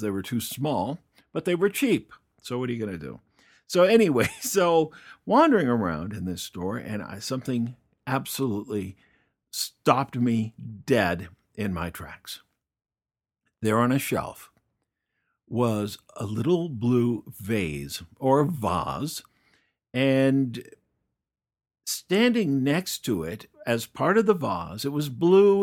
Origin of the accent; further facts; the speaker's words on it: Fort Collins, Colorado, United States; moved away; a little town in northern Colorado called Fort Collins. Fort Collins, Colorado is my hometown.